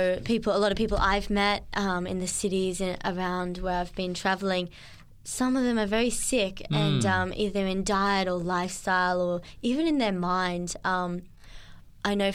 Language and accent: English; Yeppoon, Queensland, Australia; moved away; also born or lived in Murwillumbah, New South Wales / Gold Coast / Toowoomba / Sydney; I spent probably... for my majority of my childhood up in Yeppoon, which is central Queensland, near Rockhampton